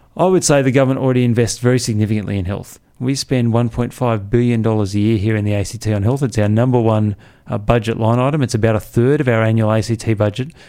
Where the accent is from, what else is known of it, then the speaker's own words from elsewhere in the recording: Canberra, Australian Capital Territory, Australia; I grew up here, uh, and Canberra has really changed